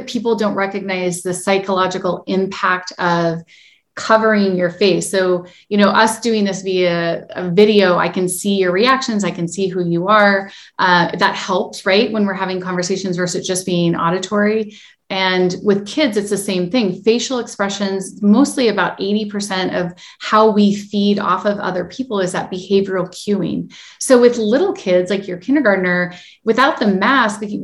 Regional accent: United States; I was born in the United States

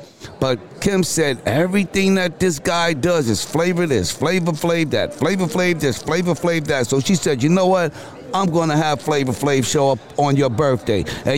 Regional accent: East Coast, United States; now in Las Vegas, United States; I am from the East Coast.

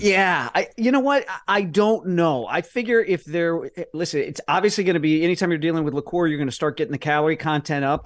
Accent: Midwest, United States; I'm from the Midwest and my parents are both business people

